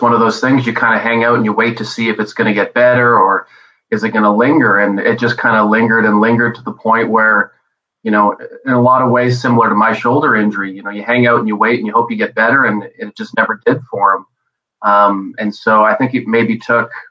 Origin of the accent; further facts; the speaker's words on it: Montreal, Quebec, Canada; I was born in Montreal